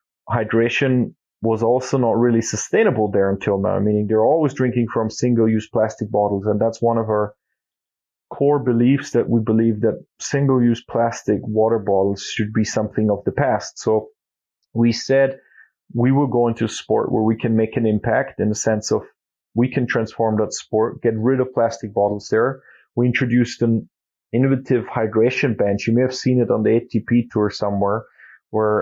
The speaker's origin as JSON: {"language": "English", "country": "Austria", "said": "we're from Austria and Europe, and the skiing is a big thing here"}